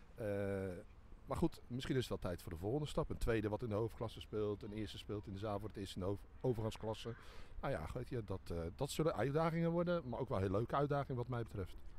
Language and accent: Dutch; Dordrecht, South Holland, Netherlands; geboren en getogen in Dordrecht.